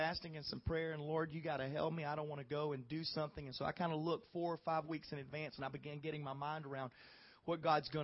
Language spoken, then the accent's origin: English; the South, United States; I'm not from around here, nor am I from Canada. I'm from the South.